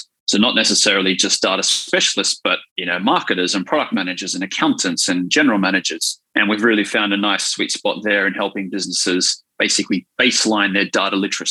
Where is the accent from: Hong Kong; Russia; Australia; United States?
Australia; Wollongong, New South Wales; I grew up in Wollongong, I'm a Gong boy